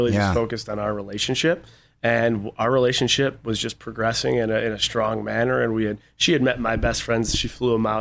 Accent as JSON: {"language": "English", "town": "Buffalo", "region": "New York", "country": "United States", "tie": "born or raised there", "said": "I grew up in Buffalo, New York"}